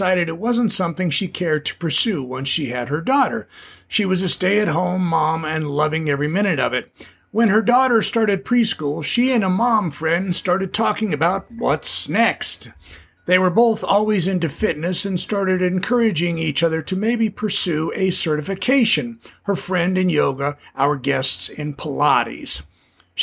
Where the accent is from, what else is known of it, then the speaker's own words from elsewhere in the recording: Southern California, United States; also born or lived in Ventura, California; a Southern California beach bum raised in the 60s